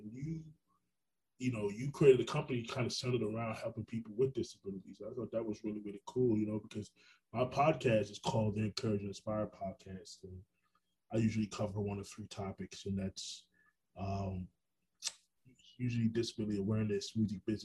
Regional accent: Orlando, Florida, United States; also born or lived in Brooklyn, New York; I'm a native New Yorker, but I'm a Florida. I grew up in Orlando.

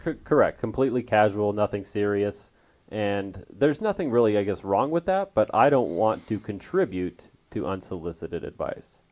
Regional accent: Westminster, Colorado, United States; moved away as an adult; also born or lived in Trinidad, Colorado / Alamosa, Colorado; now in Arizona, United States; I grew up in Westminster, Colorado, little suburb outside of Denver

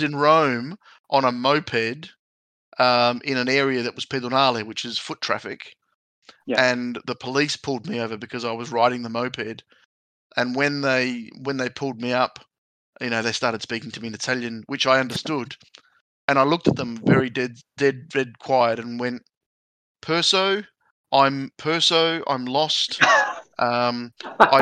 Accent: Adelaide, South Australia, Australia; also born or lived in Italy; I was born in Adelaide, but when I was five, I went to Italy

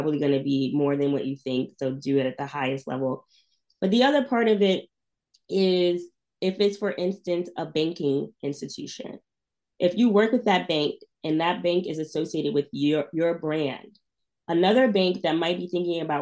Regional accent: New York, United States; I grew up in New York

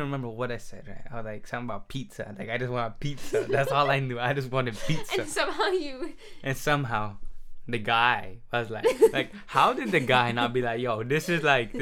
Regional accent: Florida, United States; I grew up in Florida my whole life

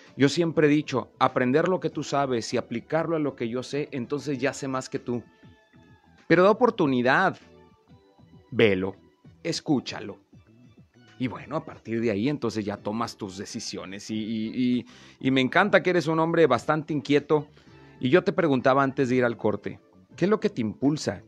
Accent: Veracruz, Mexico; now in Comarca Lagunera, Mexico; yo no soy lagunero. ya, ya soy por adopción, pero yo nací en Veracruz

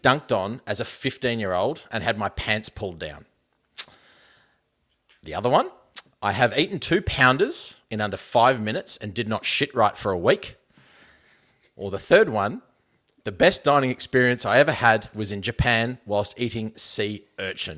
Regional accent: Australia; we're Australian

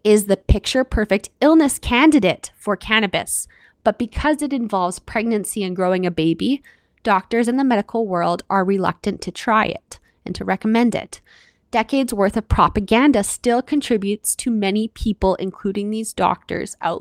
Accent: Canada; I'm your Canadian host

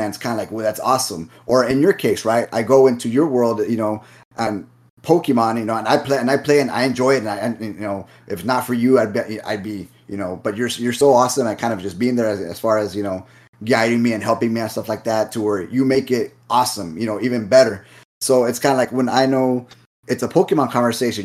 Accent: Rio Grande Valley, South Texas, United States; we're from the Valley, again, South Texas

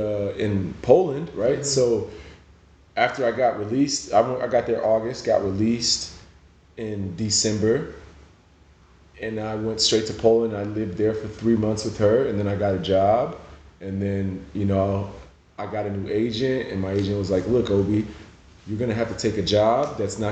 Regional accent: Nigeria; now in United States; You know, growing up in Nigeria, you can't explain to somebody who hasn't been to Africa the joy that the people there have.

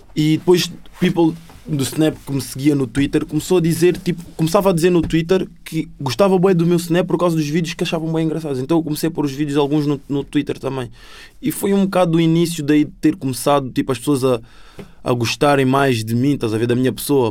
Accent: Sintra line, Lisbon, Portugal; born or raised there; accent: sotaque da linha de Sintra; also born or lived in Angola; now in Cascais, Portugal

